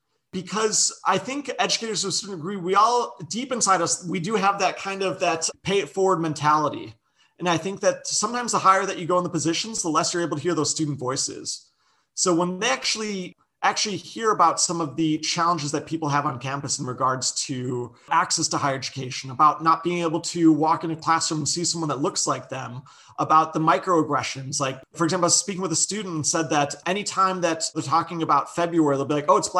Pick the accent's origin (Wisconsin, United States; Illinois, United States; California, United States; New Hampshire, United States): Illinois, United States; Chicago; moved away as an adult; also born or lived in Las Vegas, Nevada; I grew up in Chicago, moved to Las Vegas for undergrad